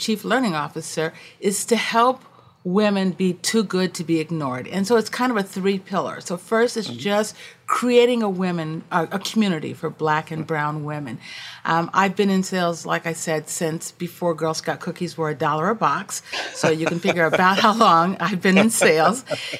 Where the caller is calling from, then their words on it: Washington, District of Columbia, United States; I am joining you from Washington, D.C.